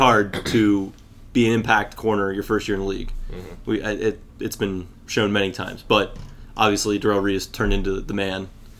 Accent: Hanover, Pennsylvania, United States; Yeah, so I was born in Hanover, Pennsylvania, but was brainwashed as a little kid to be a Yankees and Jets fan.

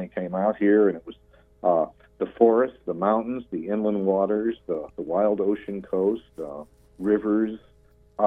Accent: New England, United States; moved away as an adult; now in Olympic Peninsula, United States; I grew up in New England

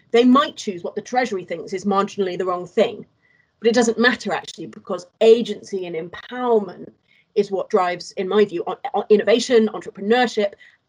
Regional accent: Wales, United Kingdom; I grew up in Wales

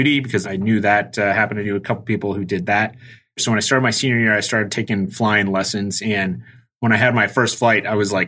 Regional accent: Tucson, Arizona, United States; moved away as an adult; I grew up in Tucson, Arizona, and I graduated in 2002 from high school

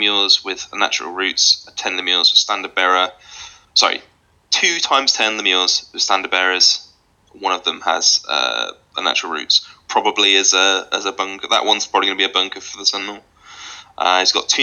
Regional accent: Scotland, United Kingdom; I am actually Scottish

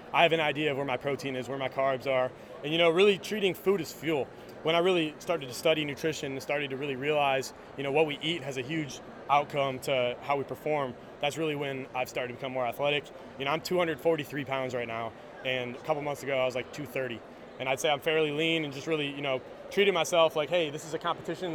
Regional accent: Northville, Michigan, United States; I'm from Michigan. I'm from the suburbs of Detroit, a city called Northville.

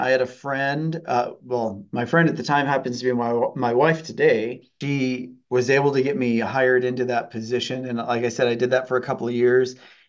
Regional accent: El Paso, Texas, United States; now in Ottumwa, United States; I'm actually from the South. I'm from El Paso, Texas.

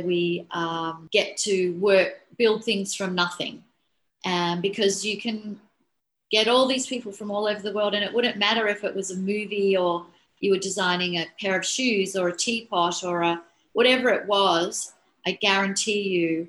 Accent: Australia; I was hired as a Australian designer

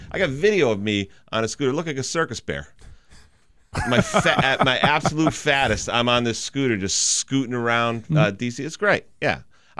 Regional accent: Chicopee, Massachusetts, United States; I'm from Chickabee, Mass.

